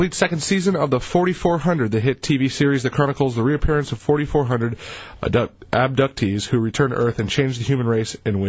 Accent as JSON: {"language": "English", "town": "Fowlerville", "region": "Michigan", "country": "United States", "tie": "born or raised there", "moved": "yes", "said": "Growing up in Fowlerville, Michigan"}